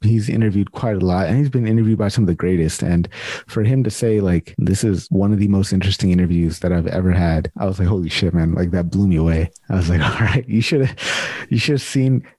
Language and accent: English; United States; moved away as an adult; now in Canada; I'm born and raised in the States